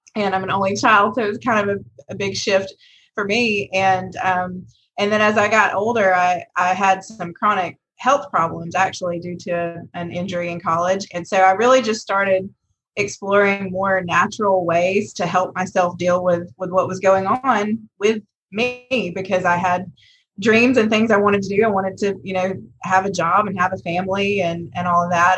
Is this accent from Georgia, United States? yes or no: yes; Rome, Georgia, United States; I'm a Rome Rome native. I grew up in Rome.